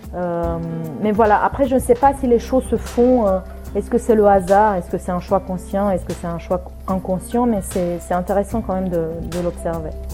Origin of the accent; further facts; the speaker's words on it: Romania; first language Romanian; French is a second language; now in France; je vienne du pays où il a vécu ça